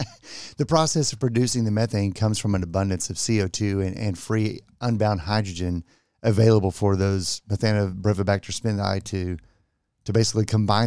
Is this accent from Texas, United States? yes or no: yes; Texas, United States; I'm from Texas.